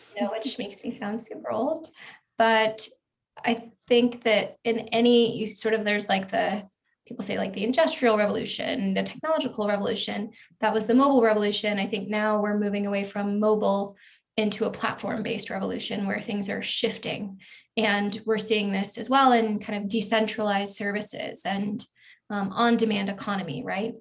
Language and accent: English; Eugene, Oregon, United States; moved away as an adult; I went to college actually in the town where I grew up in Eugene, Oregon.